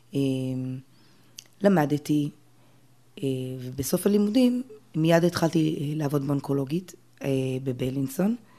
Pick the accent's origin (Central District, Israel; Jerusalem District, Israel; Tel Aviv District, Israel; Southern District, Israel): Jerusalem District, Israel; Jerusalem; גדלתי אה, ברובע היהודי, ירושלים